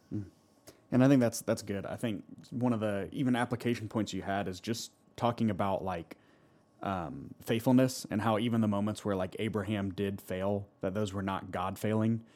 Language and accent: English; Alpharetta, Georgia, United States; I grew up in Alpharetta, and so I grew up right across from Wills Park